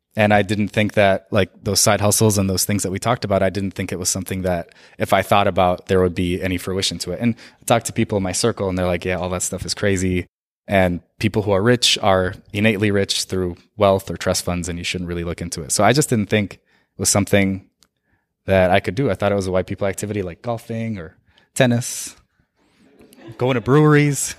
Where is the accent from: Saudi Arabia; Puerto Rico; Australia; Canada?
Saudi Arabia; now in United States; I was born and raised in Saudi Arabia